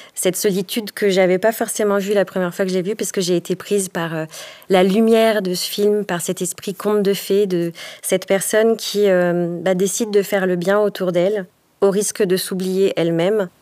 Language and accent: French; Haute-Savoie, Auvergne-Rhône-Alpes, France; Je suis native de Haute-Savoie